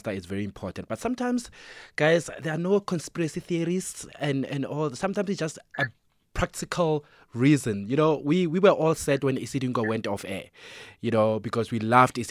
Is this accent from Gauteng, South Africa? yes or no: no; North West, South Africa; as a kid growing up in Northwest